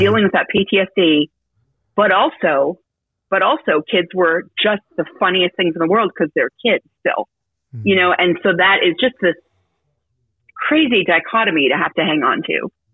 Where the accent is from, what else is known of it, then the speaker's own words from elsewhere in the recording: Petaluma, California, United States; also born or lived in San Francisco, United States; we grew up in Petaluma